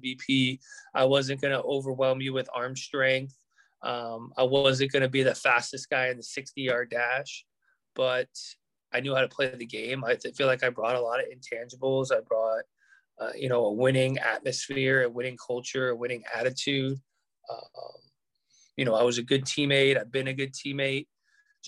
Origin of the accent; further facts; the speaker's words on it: Southern California, United States; growing up in Southern California